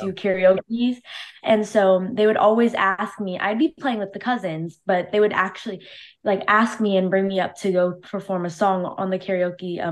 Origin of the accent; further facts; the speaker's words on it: Cypress, California, United States; I'm 17 years old and I'm from Cypress, California.